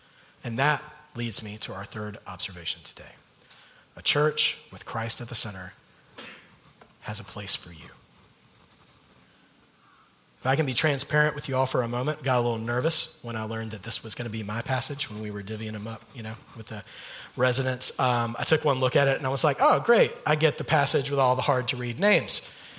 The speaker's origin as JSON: {"language": "English", "region": "Southern US", "country": "United States", "said": "I am from the South, so these names are going to be fun."}